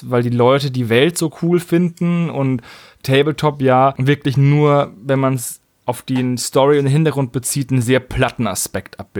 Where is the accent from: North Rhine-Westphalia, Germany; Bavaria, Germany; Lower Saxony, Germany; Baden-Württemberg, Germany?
Bavaria, Germany; Würzburg; von einem Typen aus meiner Heimatstadt, aus Würzburg gemacht wurde.